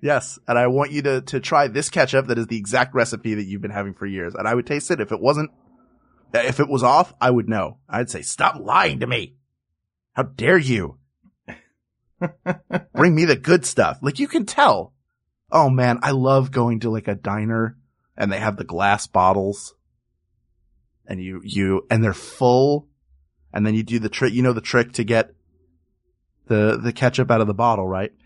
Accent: Philadelphia, Pennsylvania, United States; my hometown of Philadelphia, Pennsylvania

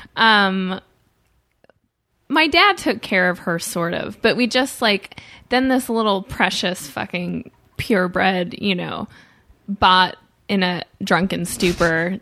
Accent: St. Louis, Missouri, United States; Missouri, but I grew up in a wealthy area

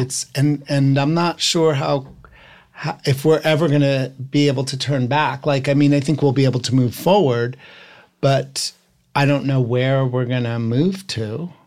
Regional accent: New Jersey, United States; I'm from New Jersey.

